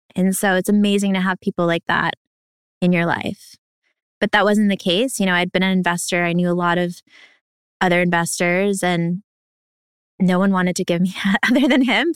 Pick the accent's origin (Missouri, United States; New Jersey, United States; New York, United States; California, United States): New York, United States; also born or lived in Ukraine; I was a refugee from Ukraine, moved here to New York, where we are right now